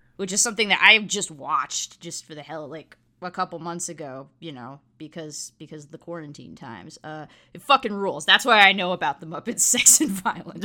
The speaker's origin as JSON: {"language": "English", "region": "South Florida", "country": "United States", "tie": "born or raised there", "said": "I grew up in South Florida"}